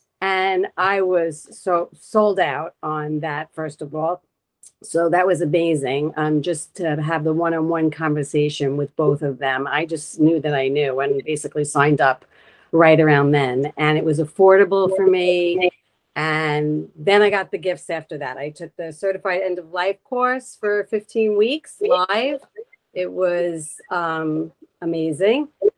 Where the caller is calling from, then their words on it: Long Beach, New York, United States; I'm calling in from Long Beach, Long Island, New York.